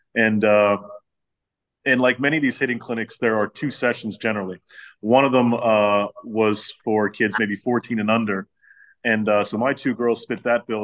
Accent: Pittsburgh, Pennsylvania, United States; I'm from uh, the city of Pittsburgh

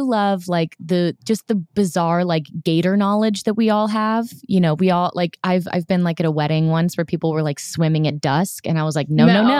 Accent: Orlando, Florida, United States; moved away; I grew up in Orlando.

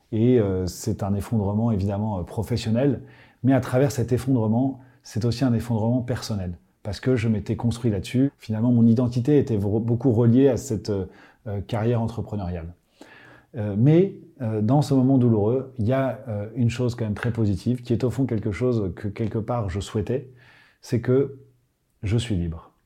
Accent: Paris, Île-de-France, France; J'ai grandi à Paris

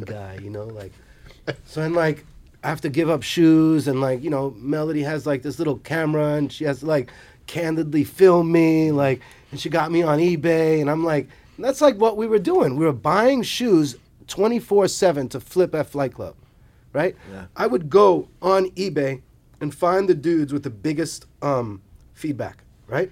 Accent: New York City, New York, United States; never fucking played soccer in Brooklyn

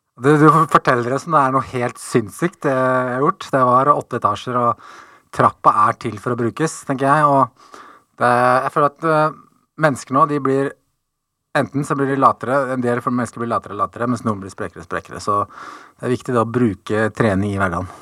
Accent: Tønsberg, Vestfold, Norway; moved away as an adult; Jeg ble født i Tønsberg

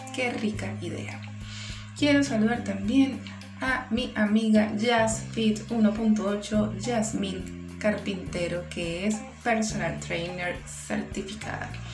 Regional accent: Bolívar, Venezuela; mi amado estado Bolívar de donde soy nativa

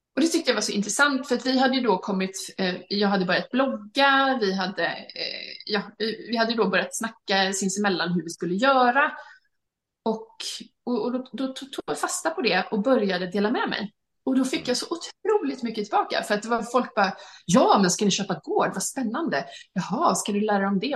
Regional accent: Halmstad, Halland County, Sweden; moved away as an adult; also born or lived in London; jag var hemma i Sverige då, i, i Halmstad

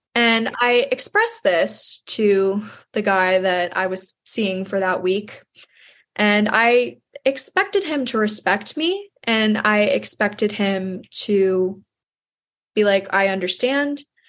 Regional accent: New York, United States; my hometown in New York

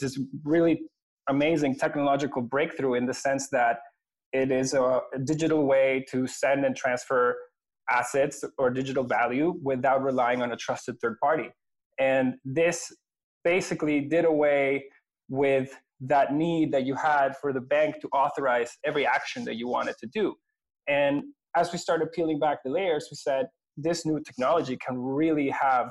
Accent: Venezuela; moved away as an adult; now in Canada; I'm originally from Venezuela, which is where I grew up. I came to Canada in 2003 to do my university

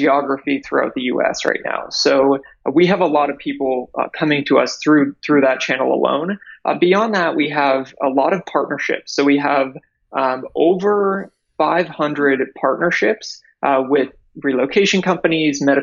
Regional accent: near Toronto, Ontario, Canada; moved away as an adult; now in United States; I'm actually Canadian. So I am from near Toronto

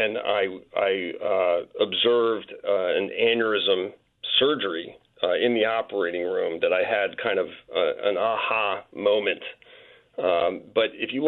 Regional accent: Cherry Hill, New Jersey, United States; Cherry Hill, New Jersey. So in the greater Philadelphia metropolitan area

